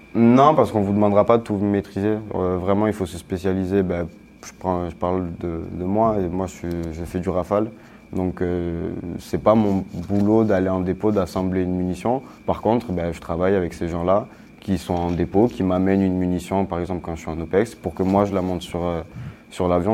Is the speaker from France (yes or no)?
yes; Corsica, France; moved away as an adult; now in Saint-Dizier, France; je suis corse.